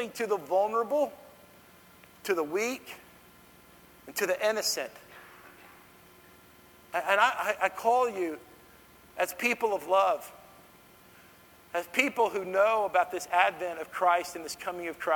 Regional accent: Dallas, Texas, United States; I grew up in Dallas

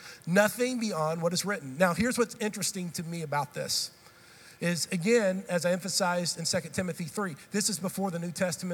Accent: Texas, United States; also born or lived in Tennessee; I've grown up in this state. I'm a Texan

